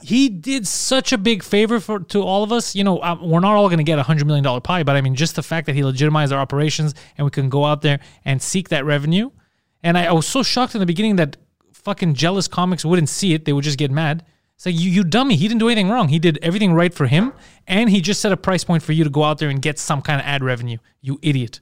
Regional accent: Montreal, Quebec, Canada; accent: heavy Greek accent in French; English is a second language; moved away; I was born in Montreal, but being a Greek guy, I have a heavy

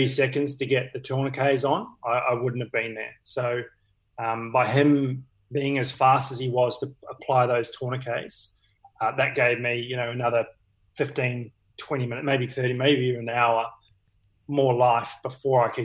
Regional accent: New Zealand; now in Australia; being a Kiwi

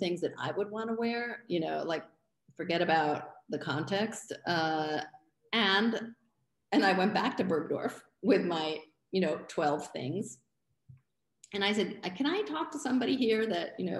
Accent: Florence, Tuscany, Italy; moved away as an adult; also born or lived in Los Angeles, California; now in New York City, United States; I was from Florence

